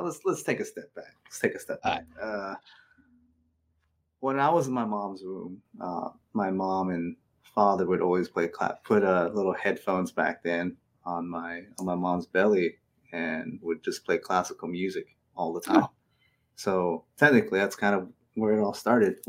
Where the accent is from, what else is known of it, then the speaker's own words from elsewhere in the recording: Fort Defiance, Arizona, United States; also born or lived in Phoenix, Arizona; I grew up in mostly Arizona. Grew up between Phoenix and the Navajo Nation. Mm-hmm. So Navajo Nation was the main place I grew up in, a small town called Fort Defiance.